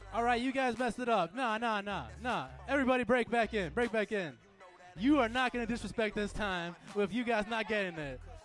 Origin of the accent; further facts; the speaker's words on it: Chicago, Illinois, United States; I'm from Midwest, okay? I'm from Chicago.